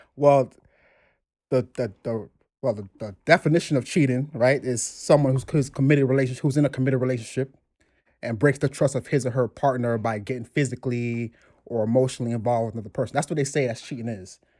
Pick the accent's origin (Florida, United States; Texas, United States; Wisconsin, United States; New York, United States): New York, United States; New York City; also born or lived in Brooklyn, New York; from the Bronx, New York. I've been in the Bronx all my life. Now in Brooklyn